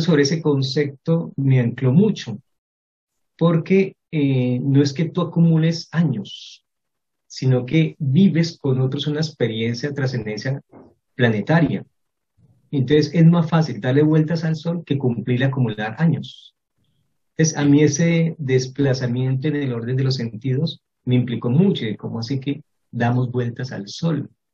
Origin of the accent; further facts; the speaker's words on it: Cali, Valle del Cauca, Colombia; also born or lived in Cartago; pasé toda mi infancia en esta ciudad, en Cali